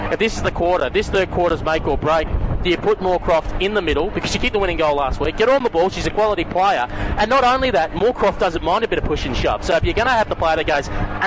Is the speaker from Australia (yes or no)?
yes; Melbourne, Victoria, Australia; I grew up in Broadmeadow